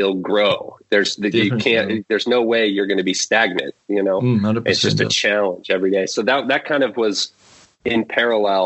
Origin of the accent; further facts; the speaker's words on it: Portland, Oregon, United States; I'm from Portland, Oregon in the U.S.